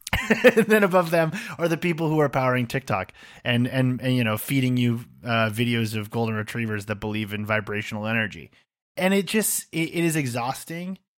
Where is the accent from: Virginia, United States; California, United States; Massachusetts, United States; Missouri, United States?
Massachusetts, United States; I'm a guy from Massachusetts with a beard